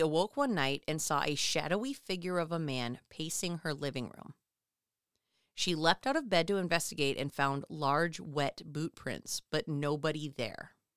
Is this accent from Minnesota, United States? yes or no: yes; Minnesota, United States; as a Minnesotan